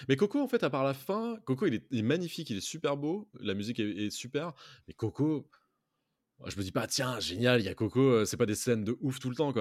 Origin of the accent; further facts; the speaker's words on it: France; en tant que français